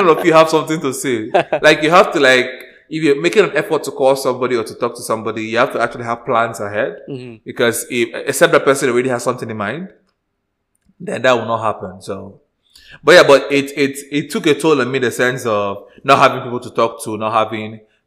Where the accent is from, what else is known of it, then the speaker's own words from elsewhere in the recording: Nigeria; moved away; I am still Nigerian deep down